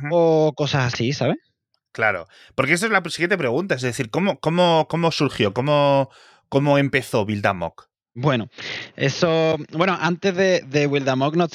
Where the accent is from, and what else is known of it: Spain; also born or lived in Seville